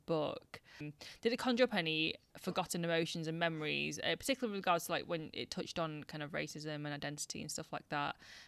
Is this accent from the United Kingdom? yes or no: yes; Warrington, North West England, United Kingdom; accent: Warringtonian; also born or lived in Manchester; I'm from like the south of Warrington